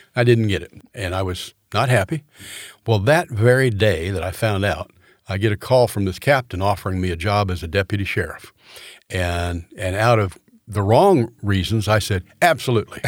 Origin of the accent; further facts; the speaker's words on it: Orlando, Florida, United States; also born or lived in Tallahassee; Grew up in Orlando, Florida.